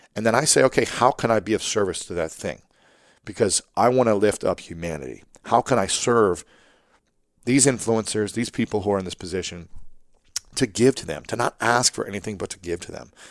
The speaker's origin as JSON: {"language": "English", "region": "Ohio", "country": "United States", "said": "I'm from Ohio as well"}